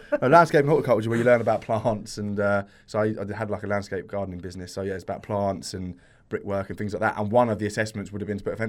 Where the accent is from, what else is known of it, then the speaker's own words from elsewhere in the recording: Watford, East of England, United Kingdom; where I'm from Watford, there wasn't really any healthy eating places to grab food from